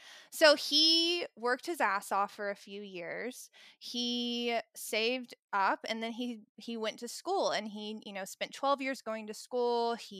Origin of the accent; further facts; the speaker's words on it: Tennessee, United States; Anyway, so I grew up in Tennessee, and I come from a family where my dad is a doctor